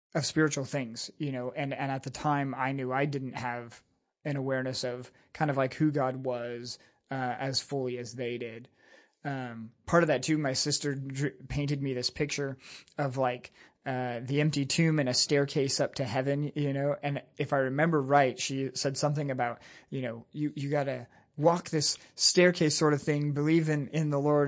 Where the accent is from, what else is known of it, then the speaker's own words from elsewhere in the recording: San Jose, California, United States; also born or lived in Burney, California; I was born in San Jose, California. My dad pastored, uh, Maranatha Bible Church there for eleven and a half years.